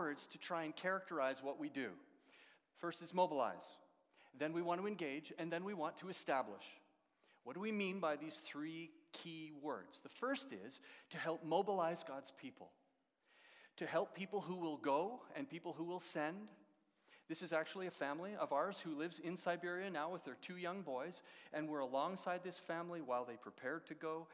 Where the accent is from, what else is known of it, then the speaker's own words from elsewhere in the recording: Edmonton, Alberta, Canada; moved away as an adult; also born or lived in Russia; now in London, Canada; I grew up in Edmonton